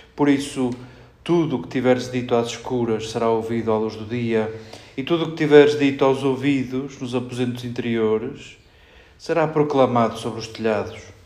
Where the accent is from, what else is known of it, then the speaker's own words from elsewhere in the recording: Portugal; entre nós portugueses